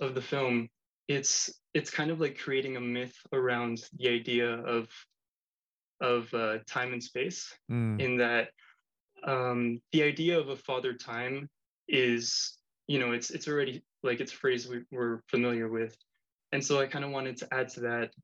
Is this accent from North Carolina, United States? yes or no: no; Miami, Florida, United States; also born or lived in Spain; I was raised in Miami and would live between Miami and Spain, because on holidays we would go to visit family